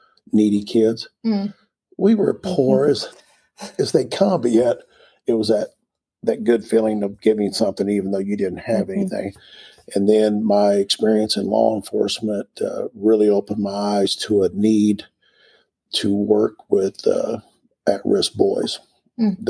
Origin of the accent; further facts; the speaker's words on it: Springfield, Missouri, United States; moved away as an adult; now in Ozark, United States; I grew up in Springfield.